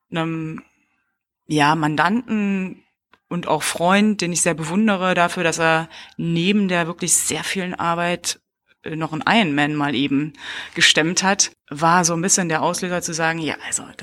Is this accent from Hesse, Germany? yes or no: no; Berlin, Germany; now in Cologne, Germany; Eigentlich aus Berlin, aber ich bin Wahlkölnerin.